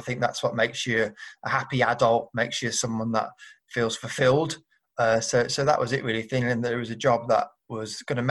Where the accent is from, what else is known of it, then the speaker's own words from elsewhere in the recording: Birmingham, West Midlands, United Kingdom; I grew up in Birmingham